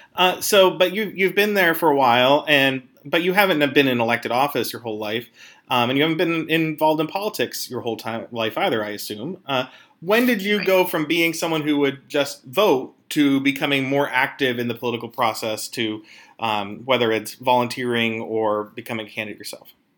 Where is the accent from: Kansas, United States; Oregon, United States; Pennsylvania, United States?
Pennsylvania, United States; I'm from Pennsylvania